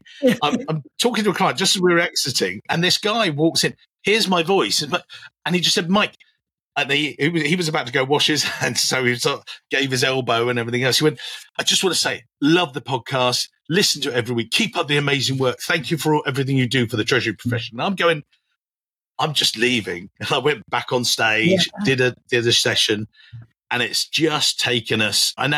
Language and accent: English; England, United Kingdom; as an English guy